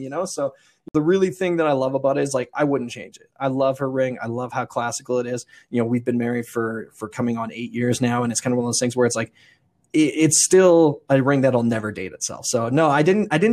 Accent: Stettler, Alberta, Canada; also born or lived in Red Deer; now in Stettler, Canada; I'm from Stettler

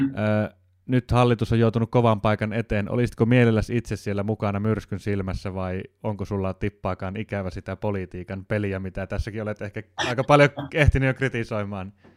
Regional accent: Jyväskylä, Central Finland, Finland; moved away; On Jyväskylän maisemat, se on mulle se koti, kotiseutu

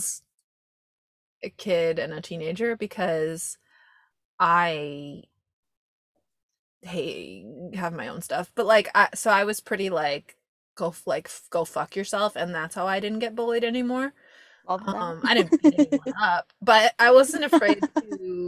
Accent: California, United States; I also went to a huge school and I kind of knew who everyone was, but we didn't have the indoor, like in California, it's outdoor buildings that you walk

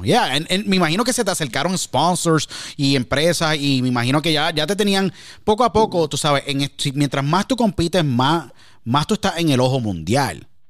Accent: San Juan, Puerto Rico; moved away; desde mi casa en Puerto Rico cuando radicaba y donde me crié en San Juan, Puerto Rico

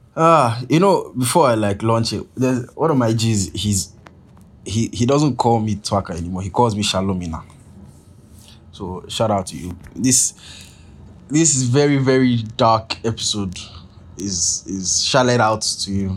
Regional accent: Nigeria; I'm Nigerian

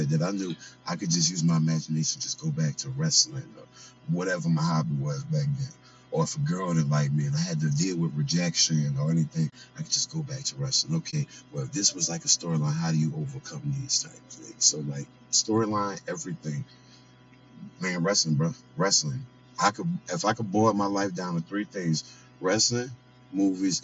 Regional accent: New Orleans, Louisiana, United States; also born or lived in Kansas City; now in Las Vegas, United States; New Orleans, Louisiana. Nola, I'm from there, but I live in Vegas now

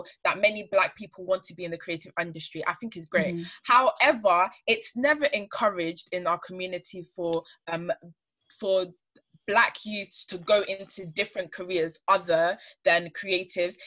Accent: Ghana; a cultural practice that we had in Ghana. I'm Ghanaian

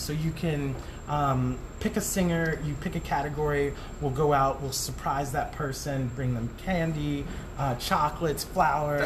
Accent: Tucson, Arizona, United States; moved away as an adult; also born or lived in Tempe, Arizona; now in New York City, United States; I am from Arizona, a small town called Tucson

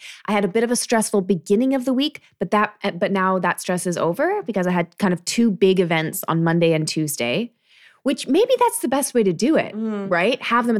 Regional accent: Canada; I'm not really sure because, I'm Canadian.

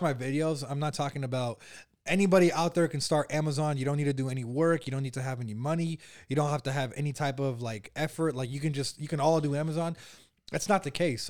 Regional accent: Bay Area, California, United States; I was born and raised here in the Bay Area where we're at right now.

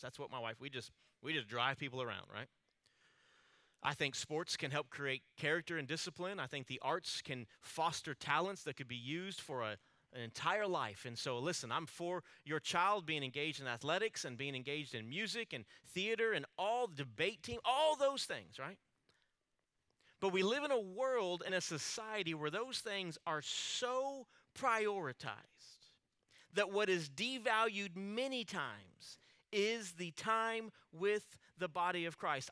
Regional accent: Alice, United States; growing up in Alice, my family, we always attended a small church there in town

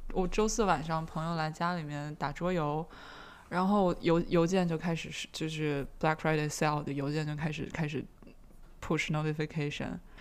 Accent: Beijing, China; Beijing 是我长大的地方

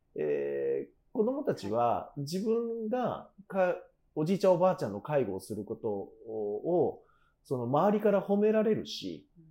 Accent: Kanagawa, Japan; 父は熊本で母は大分なので、ね、だから親の血は九州なんですけど、うん、私は神奈川の生まれ

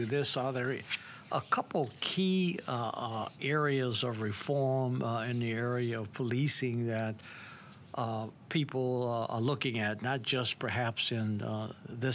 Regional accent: Washington, District of Columbia, United States; I grew up in Washington, D.C.

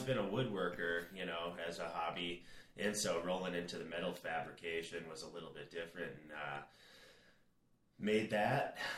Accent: Minneapolis, Minnesota, United States; moved away as an adult; also born or lived in North Dakota; now in Arizona, United States; I grew up in Minneapolis, then moved north

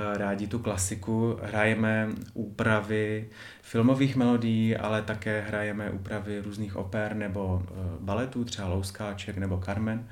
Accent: Ostrava, Moravian-Silesian Region, Czechia; pocházím z Ostravy

